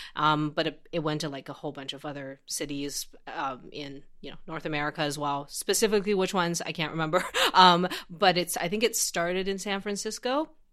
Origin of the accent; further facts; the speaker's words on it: Xi'an, Shaanxi, China; moved away; I grew up in this city called Xi'an, uh, which is in Shanxi Province